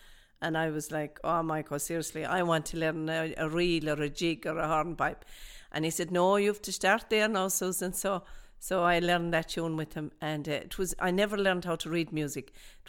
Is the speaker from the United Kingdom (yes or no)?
no; Dublin, Leinster, Ireland; My family background, I was born in Dublin, obviously, and my family background is from O'Connor's Pub.